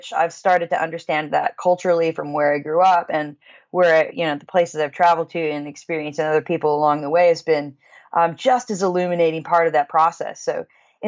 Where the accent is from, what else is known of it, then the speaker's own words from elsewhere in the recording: Kansas, United States; I grew up in Kansas, so it's the Midwest